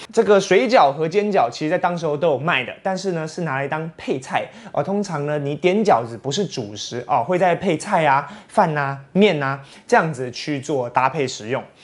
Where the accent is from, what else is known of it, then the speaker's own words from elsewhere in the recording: Taiwan; 相信日本料理对我们台湾人来说呢，肯定是非常的熟悉啊